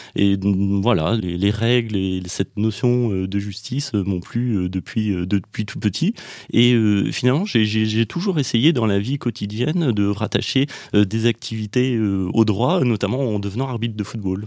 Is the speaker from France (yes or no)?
yes; Nièvre, Bourgogne-Franche-Comté, France; moved away as an adult; also born or lived in Nantes; je suis né dans la Nièvre, au milieu de, la France, où, où j'ai grandi jusqu'à 18 ans